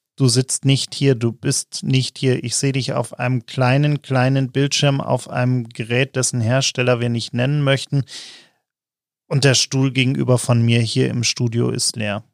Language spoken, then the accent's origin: German; Germany; als Deutsche